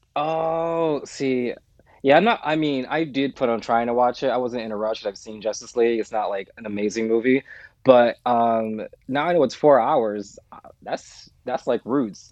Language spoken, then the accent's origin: English; United States; moved away as an adult; I'm American.